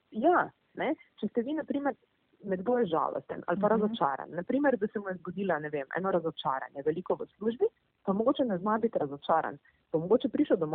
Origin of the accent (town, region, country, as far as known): Slovenia